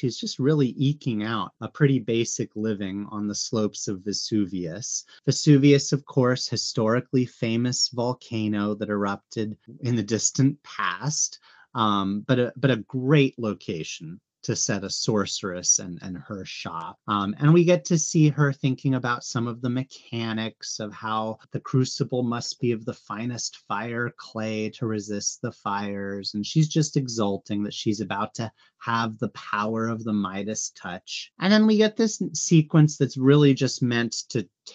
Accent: United States; I'm American, of course, but my grandparents are by way of Sicily and Calabria

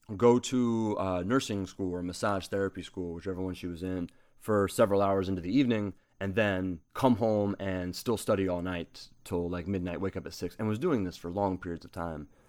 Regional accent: Southern Ohio, United States; now in Hawaii, United States; I grew up in Southern Ohio

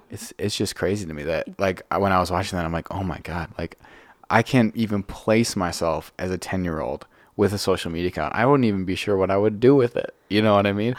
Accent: Franklin, Wisconsin, United States; I grew up in Franklin, which is like twenty minutes south of here

